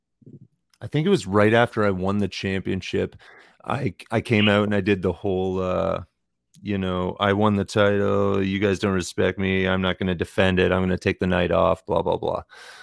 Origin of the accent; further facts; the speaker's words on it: Tillsonburg, Ontario, Canada; my hometown of Tillsonburg